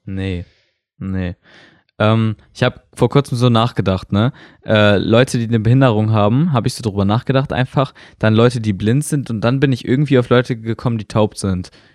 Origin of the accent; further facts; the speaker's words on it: Germany; Also ich bin Deutscher